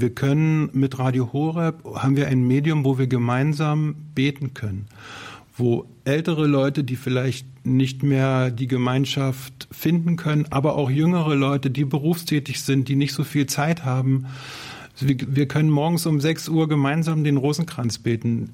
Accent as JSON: {"language": "German", "region": "Berlin", "country": "Germany", "said": "ich komme aus Berlin und bin 55 Jahre alt"}